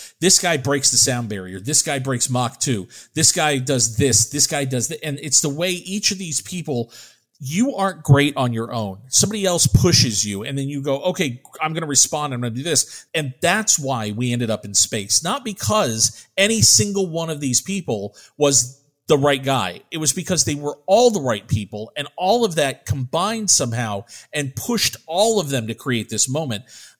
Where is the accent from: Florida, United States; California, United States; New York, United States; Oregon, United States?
Florida, United States; I grew up in Florida. I lived in Florida for a long time. I lived near Cape Canaveral.